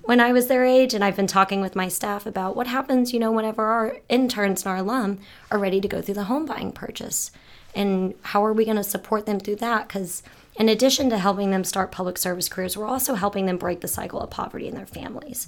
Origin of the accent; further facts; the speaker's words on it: St. Petersburg, Florida, United States; I'm from Saint Pete, Florida.